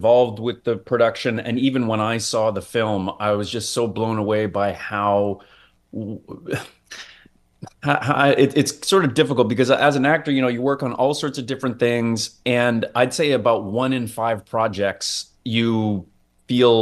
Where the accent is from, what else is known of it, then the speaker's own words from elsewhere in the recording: Toronto, Ontario, Canada; also born or lived in Vancouver, British Columbia; now in Hamilton, Canada; I was born out in Vancouver, but I really was raised in Ontario. So I lived in Toronto for a long time